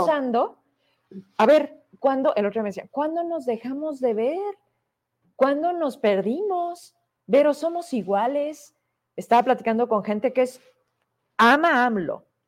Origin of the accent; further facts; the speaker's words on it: Fresnillo, Zacatecas, Mexico; me ubican de la calle Hidalgo, de enfrente de la Potosina, porque ahí crecí, porque soy de Fresnillo